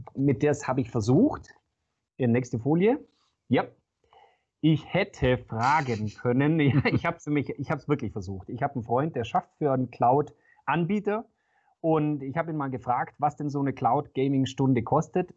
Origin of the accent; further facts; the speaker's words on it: Swabia, Germany; Ich bin äh, Schwabe und Häuslebauer